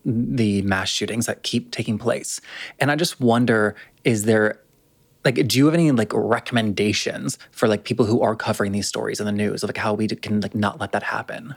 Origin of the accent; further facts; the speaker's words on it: North Carolina, United States; North Carolina, my home state